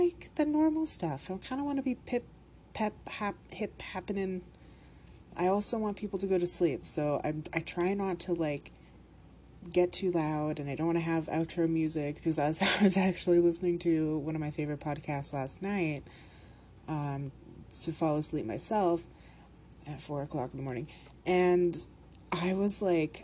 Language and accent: English; Canada; the Minnesotan accent is basically what people think us Canadians sound like